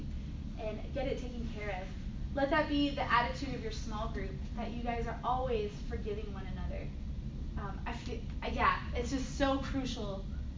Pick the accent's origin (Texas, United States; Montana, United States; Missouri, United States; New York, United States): Texas, United States; I'm from Texas